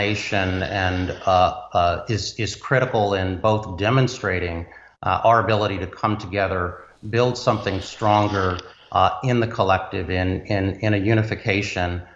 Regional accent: Washington, District of Columbia, United States; my hometown of Washington, D.C.

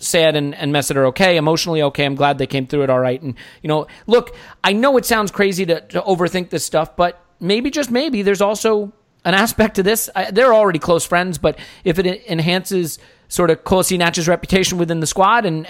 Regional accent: United States; as an American

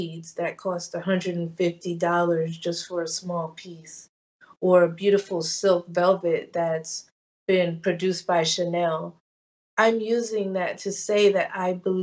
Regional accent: Maplewood, New Jersey, United States; this transplant girl who has roots in New Orleans and Ghana, growing up in New Jersey in the 70s

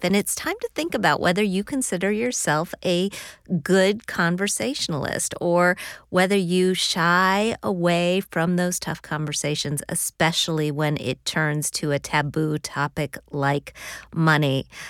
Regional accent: Midwest, United States; I grew up in the Midwest

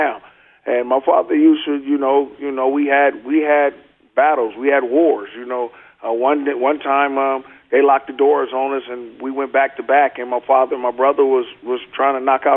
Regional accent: Oakland, California, United States; moved away as an adult; also born or lived in Seattle; I grew up in Oakland all my life

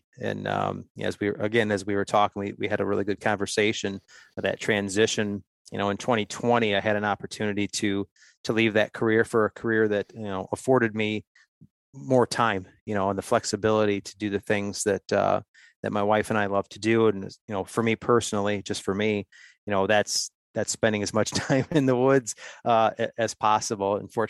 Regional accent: Ohio, United States; I'm just an Ohio guy, 45 years old, born and raised in Ohio. Grew up in a hunting family.

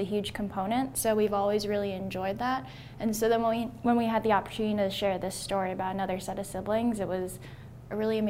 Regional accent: Old Greenwich, Connecticut, United States; We grew up in Old Greenwich, Connecticut

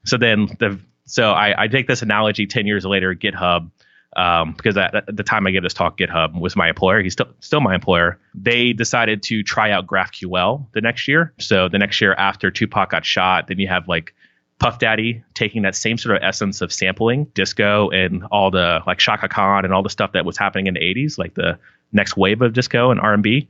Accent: Palm Harbor, Florida, United States; I grew up in Palm Harbor, Florida, which is like two cities outside of Tampa

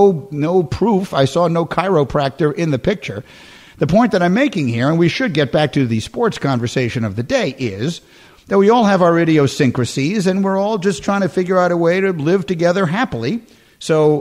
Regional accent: New York, United States; moved away as an adult; also born or lived in Chicago; I grew up in New York until I'm 18. And then I moved to Chicago for 11 years

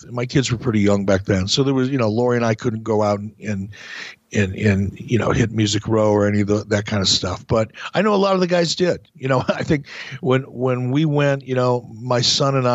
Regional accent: Midwest, United States; there's something about the fans in Chicago that maybe it's because I'm from the Midwest.

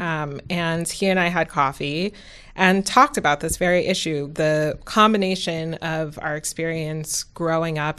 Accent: New York City, New York, United States; moved away as an adult; also born or lived in Massachusetts / West Coast; I grew up in New York City

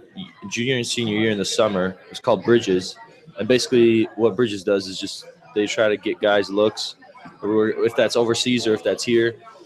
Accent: Chicago, Illinois, United States; also born or lived in Poland; I was born originally from Poland. I was born in Poland, moved here to America, to Chicago, when I was 3 months old. So that was circa 1992.

